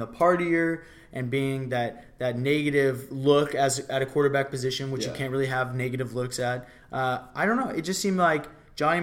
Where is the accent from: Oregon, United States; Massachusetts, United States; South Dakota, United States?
Oregon, United States; Portland; I was born in Portland, Oregon